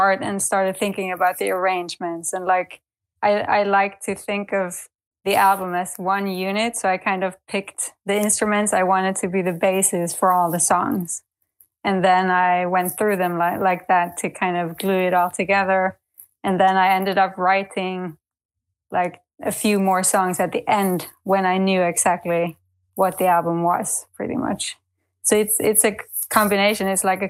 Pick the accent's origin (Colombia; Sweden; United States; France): Sweden; moved away as an adult; now in Berlin, Germany; based in Berlin, but I'm from Sweden originally, and I've lived in Berlin now for a little over 10 years